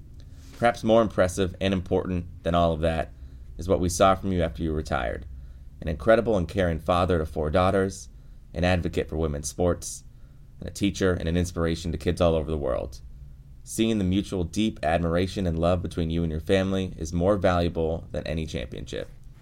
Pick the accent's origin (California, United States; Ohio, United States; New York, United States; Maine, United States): California, United States; Los Angeles; Growing up in Los Angeles